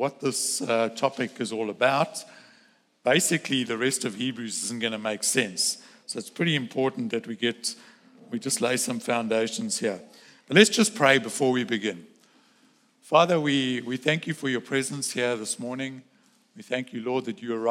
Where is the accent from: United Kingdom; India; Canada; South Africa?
South Africa; moved away; I grew up in South Africa